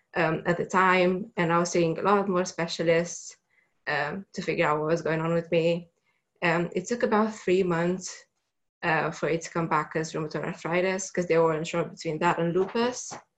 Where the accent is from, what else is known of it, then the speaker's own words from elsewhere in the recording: Romania; moved away as an adult; I'm originally from Romania, so I had to go back home um, for the summer holidays